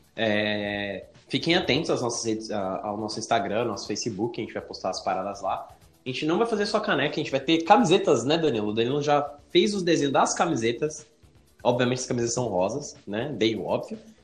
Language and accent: Portuguese; Guarulhos, São Paulo, Brazil; Eu nasci em São Paulo. Eu fui pra Guarulhos quando era pequenininho. Eu tinha uns 4 anos quando eu morei pra Guarulhos.